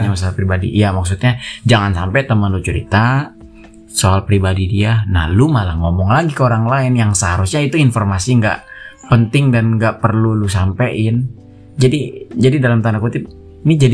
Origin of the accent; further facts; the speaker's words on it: Bogor, West Java, Indonesia; gue asli Bogor kelahiran tahun huru hara ya 98